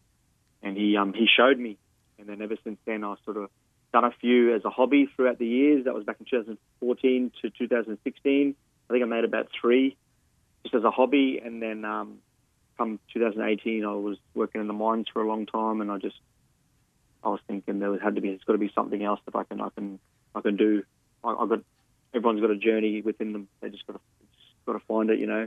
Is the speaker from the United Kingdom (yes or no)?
no; Cairns, Queensland, Australia; also born or lived in Mount Isa, Queensland; I didn't really grow up in Mount Isa. I was born in Cairns, so I spent a lot of time in Cairns, but then I was back and forth throughout my years